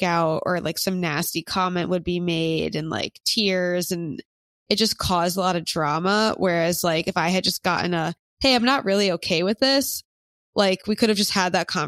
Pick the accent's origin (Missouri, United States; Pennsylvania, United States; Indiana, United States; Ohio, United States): Pennsylvania, United States; Philadelphia; But I don't really know anyone from my hometown in Philly that's in one